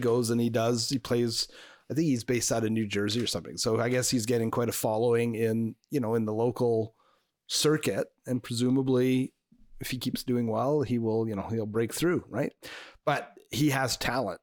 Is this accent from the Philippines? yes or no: no; Canada; I'm French Canadian